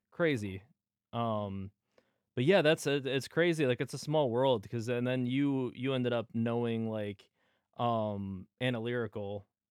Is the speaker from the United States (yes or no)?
yes; United States; we're both from the Grove area